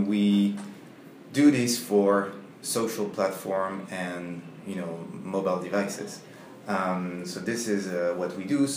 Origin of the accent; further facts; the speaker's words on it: Paris, Île-de-France, France; English is a second language; moved away; I'm from France, from Paris